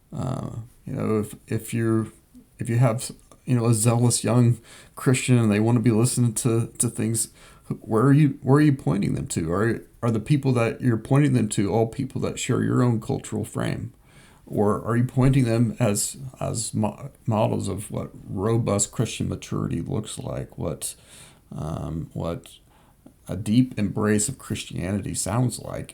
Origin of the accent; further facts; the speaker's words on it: Southwest Kansas, United States; I grew up in Southwest Kansas